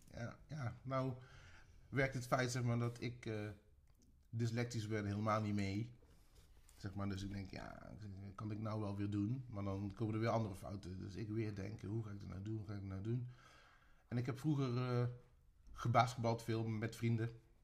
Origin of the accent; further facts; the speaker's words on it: Tilburg, North Brabant, Netherlands; ik ben een Tilburger